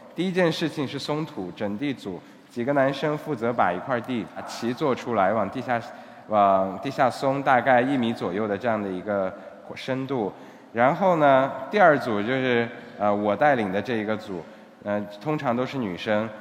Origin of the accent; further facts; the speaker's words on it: Xinjiang, China; moved away as an adult; now in Cambodia; 我的家乡是新疆，但是现在已经基本上成了半个柬埔寨人了